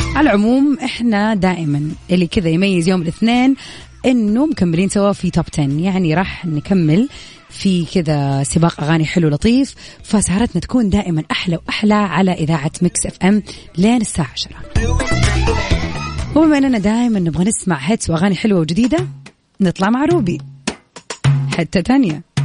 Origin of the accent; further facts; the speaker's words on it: Saudi Arabia; عندنا في السعوديه